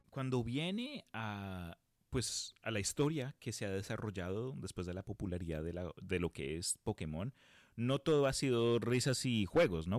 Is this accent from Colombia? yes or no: yes; Colombia; now in United States; cuando yo emigré de Colombia a los Estados Unidos